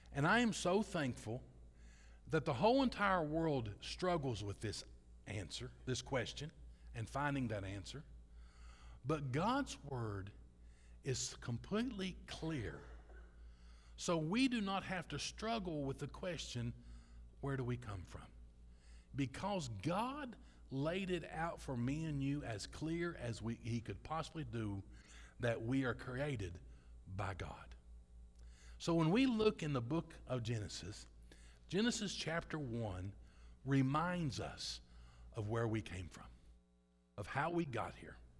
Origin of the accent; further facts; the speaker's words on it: Kentucky, United States; I'm from Kentucky.